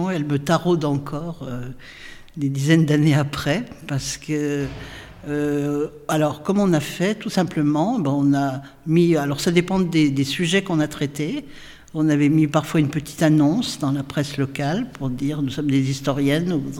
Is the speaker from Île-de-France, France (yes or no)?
no; Saint-Étienne, Auvergne-Rhône-Alpes, France; moi je suis né à Saint-Étienne.